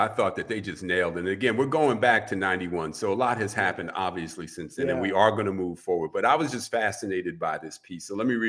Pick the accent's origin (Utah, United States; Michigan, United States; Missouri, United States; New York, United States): New York, United States; New York City; I grew up on the Upper West Side of Manhattan.